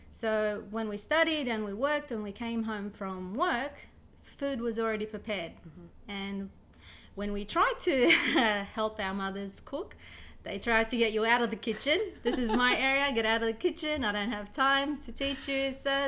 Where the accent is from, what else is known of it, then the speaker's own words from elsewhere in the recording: Iraq; born there; I was born in Iraq, so my influence is from the Assyrian-Iraqi way.